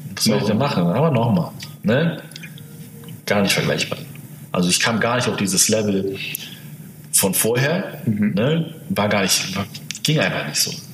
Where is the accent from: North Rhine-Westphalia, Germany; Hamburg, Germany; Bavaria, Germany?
Hamburg, Germany; da, wo ich herkomme, ist jetzt so, ja, ist jetzt nicht so Ghetto oder so, mhm. aber nicht die beste Gegend